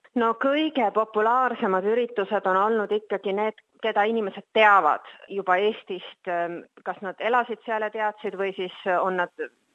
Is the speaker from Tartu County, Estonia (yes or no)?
no; Pärnu, Pärnu County, Estonia; now in Sydney, Australia; ise ma olen Pärnust pärit